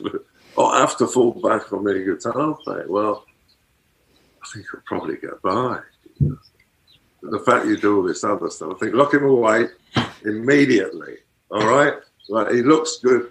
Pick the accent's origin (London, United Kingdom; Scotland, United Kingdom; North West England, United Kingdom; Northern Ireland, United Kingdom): London, United Kingdom; moved away as an adult; now in New York, United States; I am from London, but I'm not really anymore. I've lived in New York or around New York for over 30 years. But I am still an Englishman in many ways.